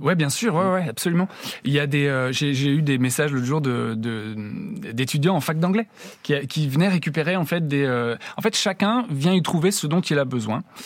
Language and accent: French; Brittany, France; je suis breton